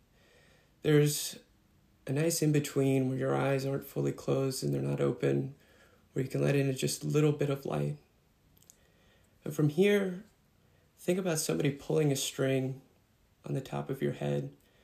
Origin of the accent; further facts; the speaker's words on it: Austin, Texas, United States; I'm from Austin, Texas